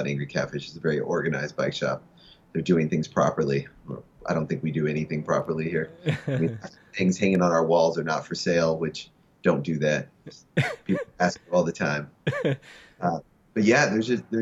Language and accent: English; Southern Indiana, United States; now in Los Angeles, United States; I'm from Southern Indiana